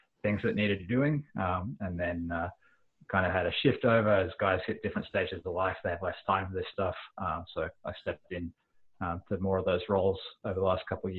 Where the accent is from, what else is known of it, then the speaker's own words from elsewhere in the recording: Queensland, Australia; moved away as an adult; now in Toronto, Canada; I am a banana bender. I come from Queensland, and I played rugby most of my life up until moving to Canada